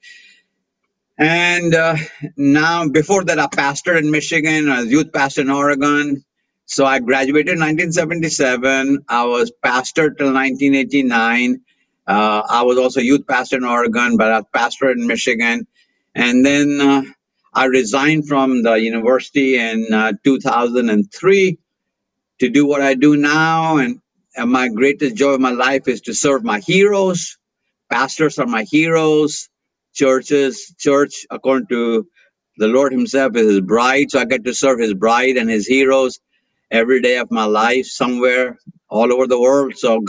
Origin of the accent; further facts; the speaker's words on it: India; now in Atlanta, United States; I was very, very blessed, absolutely blessed to be born in a spirit-filled pastor's home in India